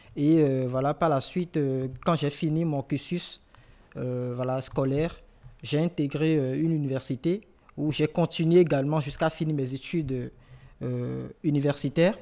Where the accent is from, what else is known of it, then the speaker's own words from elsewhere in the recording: Cotonou, Littoral, Benin; moved away as an adult; now in France; je viens de Cotonou